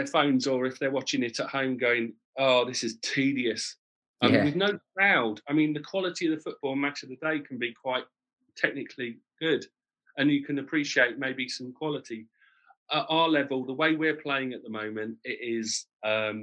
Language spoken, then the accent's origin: English; Canterbury, South East England, United Kingdom; Canterbury City, my hometown